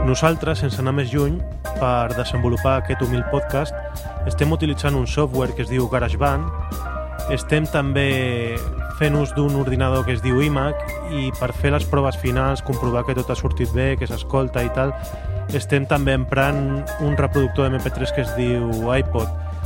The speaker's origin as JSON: {"language": "Catalan", "town": "Gavà", "region": "Catalonia", "country": "Spain", "said": "sóc membre d'una associació al meu poble a Gavà"}